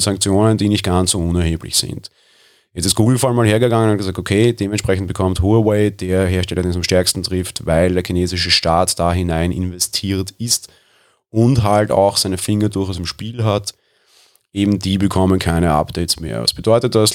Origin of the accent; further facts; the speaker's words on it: Austria; Ich bin Österreicher